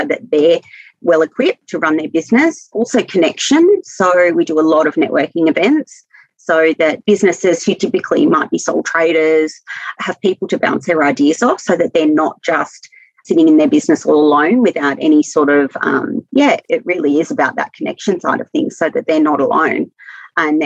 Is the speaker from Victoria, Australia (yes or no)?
no; Wollongong, New South Wales, Australia; moved away as an adult; now in Wagga Wagga, Australia; I'm not originally from Wagga. I'm originally from Wollongong